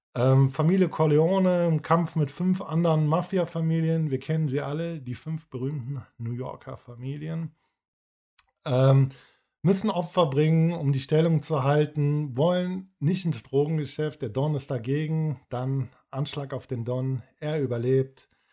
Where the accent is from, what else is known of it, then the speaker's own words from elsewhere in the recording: Cologne, North Rhine-Westphalia, Germany; wir hier als Kölner